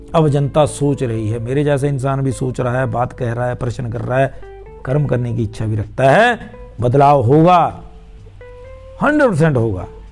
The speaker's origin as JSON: {"language": "Hindi", "region": "Himachal Pradesh", "country": "India", "said": "मैं हिमाचल प्रदेश से हूं"}